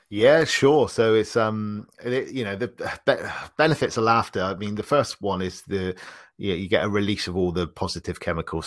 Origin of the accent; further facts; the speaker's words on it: Bristol, South West England, United Kingdom; I'm from the U K. I'm from a, a, a city called Bristol.